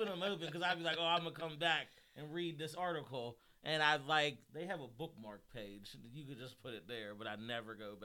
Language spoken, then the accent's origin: English; Manchester, Connecticut, United States; I'm from Manchester